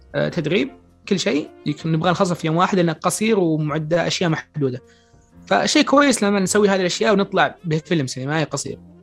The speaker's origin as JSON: {"language": "Arabic", "country": "Saudi Arabia", "said": "عندنا في السعودية"}